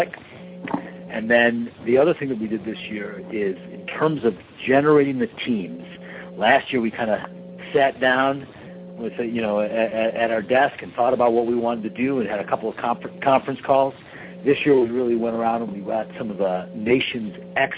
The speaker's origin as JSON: {"language": "English", "town": "Detroit", "region": "Michigan", "country": "United States", "said": "I'm from Detroit"}